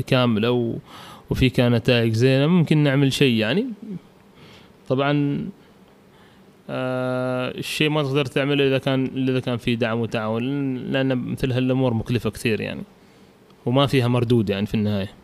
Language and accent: Arabic; Oman; الملاعب عندنا بعمان